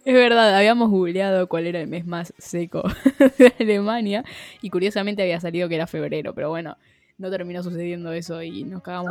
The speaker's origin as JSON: {"language": "Spanish", "country": "Argentina", "said": "argentinas pobres"}